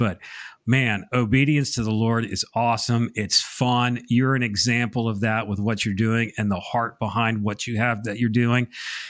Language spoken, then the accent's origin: English; Connecticut, United States; now in South Carolina, United States; I'm going to blame it on the fact that I'm a transplant from Connecticut to South Carolina. So. I'm kind of confused in my dialects a little bit.